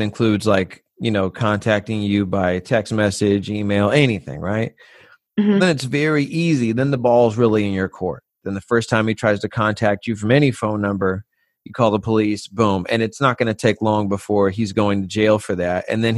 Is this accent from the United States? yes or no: yes; California, United States; I'm from California